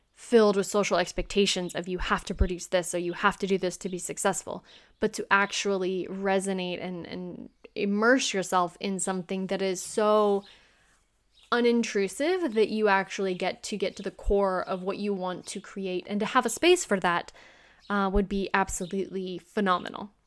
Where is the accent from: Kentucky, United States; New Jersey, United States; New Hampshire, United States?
Kentucky, United States; moved away as an adult; also born or lived in Boston; I'm from the United States, I'm from Kentucky